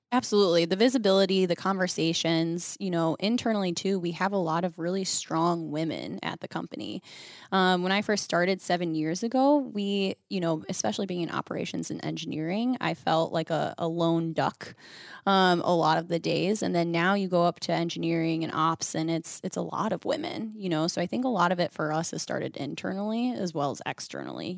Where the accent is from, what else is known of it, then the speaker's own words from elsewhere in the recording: Western New York, United States; I grew up in the Northeast Coast. So I think that's why I like it because it feels very true to Western New York where I grew up